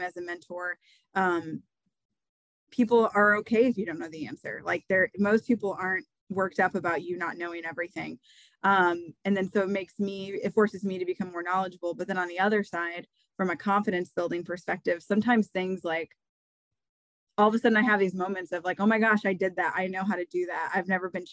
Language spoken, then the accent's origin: English; Iowa, United States; I'm born and raised in Iowa and haven't left the Midwest